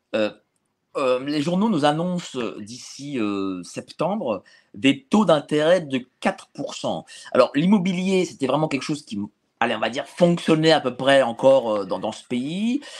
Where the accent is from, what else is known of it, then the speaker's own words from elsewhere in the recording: Paris, Île-de-France, France; quand j'habitais chez mes parents, j'étais à de La Fontaine à Hauteuil